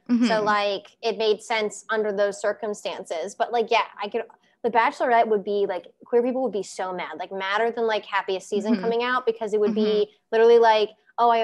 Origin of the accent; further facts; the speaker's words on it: United States; I'm American gay and single.